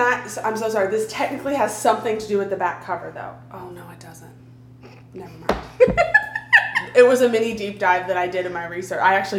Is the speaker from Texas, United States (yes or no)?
yes; Texas, United States; born or raised there